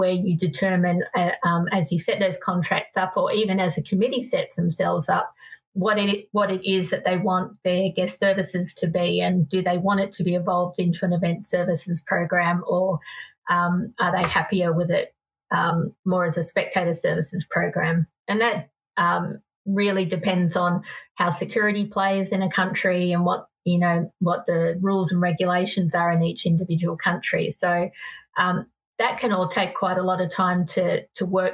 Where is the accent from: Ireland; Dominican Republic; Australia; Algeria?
Australia; Sydney, New South Wales; moved away as an adult; also born or lived in Salt Lake City, Utah; I come from Sydney, inner city Sydney, and, you know, where I drove a teeny tiny car because I lived in the inner city